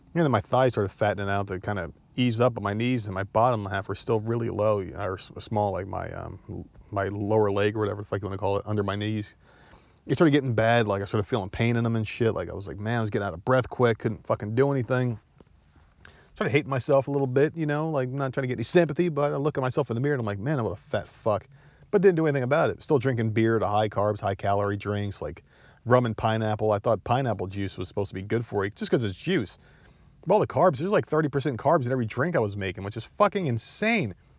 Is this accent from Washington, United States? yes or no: no; New Jersey, United States; accent: Jersey; now in Myrtle Beach, United States; I'm from Jersey